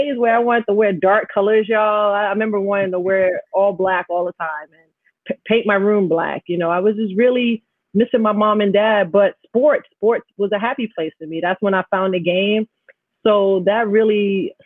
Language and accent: English; New York City, New York, United States; also born or lived in Jamaica, Queens; growing up in Astoria, having my parents separate. So here I am living in a middle class area in Queens, Jamaica, Queens